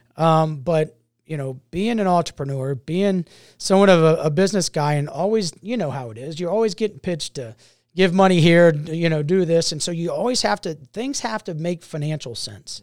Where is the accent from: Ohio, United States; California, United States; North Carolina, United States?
Ohio, United States; Mason; also born or lived in Tampa, Florida / Grafenwöhr, Germany / Sumter, South Carolina; been in Cincinnati since nineteen eighty. So this is home. This is, uh, and I've actually been in, in Mason, Ohio since nineteen eighty.